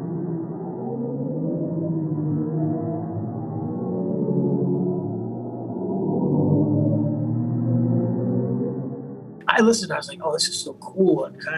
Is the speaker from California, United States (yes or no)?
no; South Florida, United States; moved away; also born or lived in Boston; I grew up in South Florida